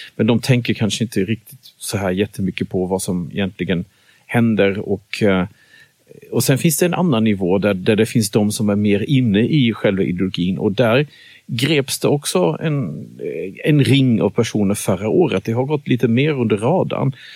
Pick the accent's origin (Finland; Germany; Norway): Germany; moved away as an adult; now in Sweden; jag växte upp i Tyskland tills dess jag fyllde